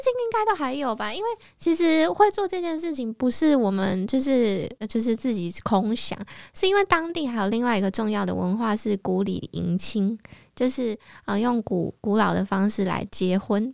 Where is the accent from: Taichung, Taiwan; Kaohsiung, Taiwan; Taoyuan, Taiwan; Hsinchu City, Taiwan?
Taoyuan, Taiwan; moved away as an adult; also born or lived in Taipei; 那时候我在台北，然后是桃园人